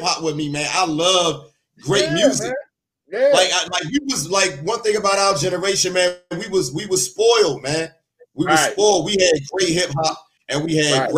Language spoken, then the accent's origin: English; East Coast, United States; I'm from the East Coast